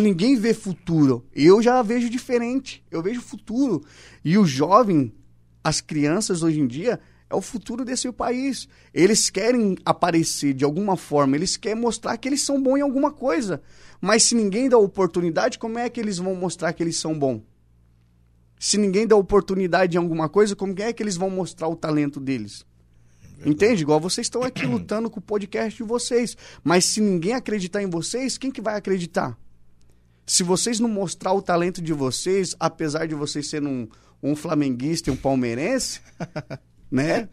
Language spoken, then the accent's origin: Portuguese; São Paulo, Brazil; moved away; also born or lived in Argentina; sou natural de São Paulo, mas comecei aqui. É, eu morei morei sete anos na Argentina